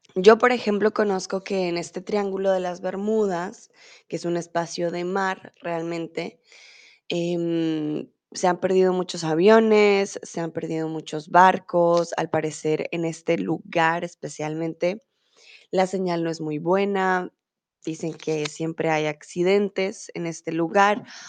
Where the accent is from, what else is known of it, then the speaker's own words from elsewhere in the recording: Colombia; now in Germany; soy de Colombia, vivo en Alemania